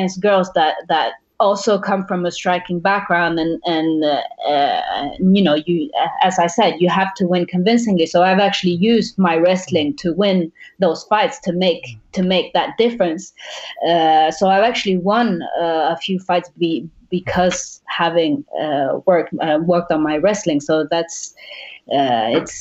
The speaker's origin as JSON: {"language": "English", "country": "Sweden", "tie": "born or raised there", "also_born_or_lived": "Uruguay / Thailand", "moved": "yes", "lives_now": "France", "said": "I was born in Uruguay, I was raised in Sweden, and now I'm living in France, training in Thailand"}